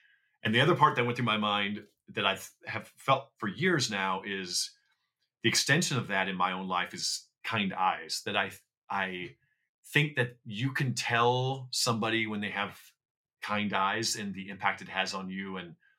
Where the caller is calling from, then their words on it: Los Angeles, California, United States; I am in Los Angeles, here at the end of this rainy, wet, cold period of time.